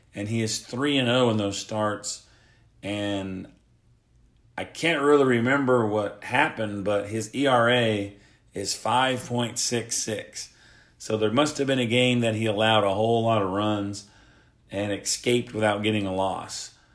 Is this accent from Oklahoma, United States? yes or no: yes; Oklahoma, United States; I am from Oklahoma